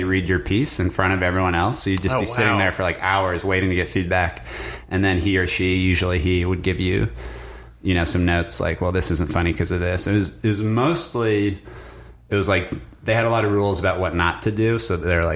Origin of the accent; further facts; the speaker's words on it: Evergreen, Colorado, United States; moved away as an adult; also born or lived in New York City; now in Los Angeles, United States; I'm from Evergreen, Colorado.